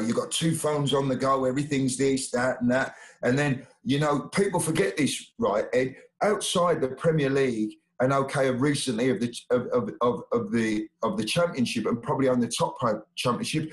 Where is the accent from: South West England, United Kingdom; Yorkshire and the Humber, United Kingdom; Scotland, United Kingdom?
Yorkshire and the Humber, United Kingdom; Sheffield; I'm from Sheffield